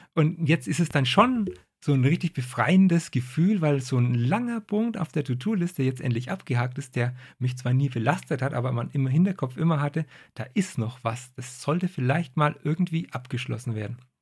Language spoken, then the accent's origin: German; Franconia, Bavaria, Germany; ich komme aus Franken.